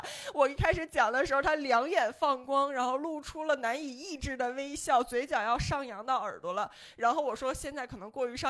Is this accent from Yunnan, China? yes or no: no; Beijing, China; 我当年十几岁的时候，真的有点不太喜欢北京了，因为我在北京找不到家乡的感觉。